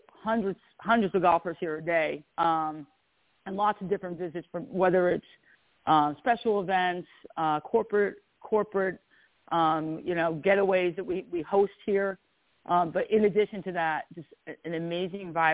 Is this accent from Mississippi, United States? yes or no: no; New Jersey, United States; I'm from New Jersey. I'm a Jersey girl